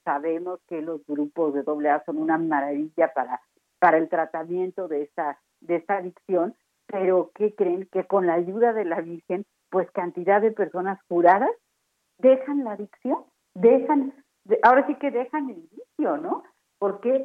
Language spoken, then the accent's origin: Spanish; Mexico; así somos los mexicanos